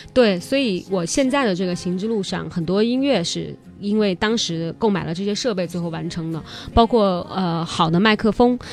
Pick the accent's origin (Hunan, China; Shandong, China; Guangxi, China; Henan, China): Guangxi, China; Li River; moved away as an adult; also born or lived in Beijing; 我是来自于美丽的漓江湖畔